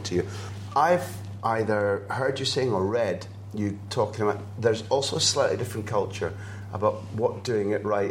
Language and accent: English; Scotland, United Kingdom; as a Scot